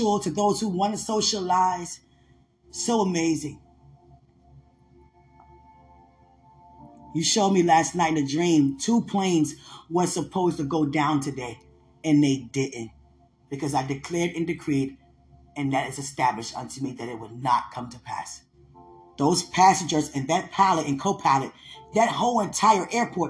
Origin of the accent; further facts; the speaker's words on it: Washington, District of Columbia, United States; I'm from D.C.